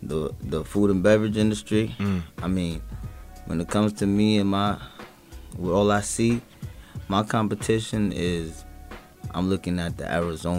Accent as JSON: {"language": "English", "town": "Bronx", "region": "New York", "country": "United States", "tie": "born or raised there", "also_born_or_lived": "Brooklyn / Westchester", "said": "I grew up in the uptown area, in Bronx, and in and out of Westchester areas. You know, Yonkers, shout out to the Rough Riders."}